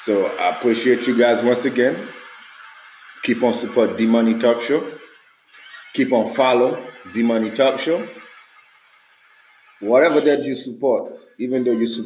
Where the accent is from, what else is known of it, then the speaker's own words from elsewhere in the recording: Haiti; now in United States; I am American, but I am American, Haitian American